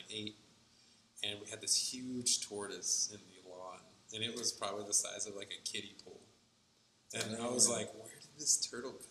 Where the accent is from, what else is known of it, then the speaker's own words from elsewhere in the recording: Pflugerville, Texas, United States; also born or lived in Copeland, Texas; I grew up in Pflugerville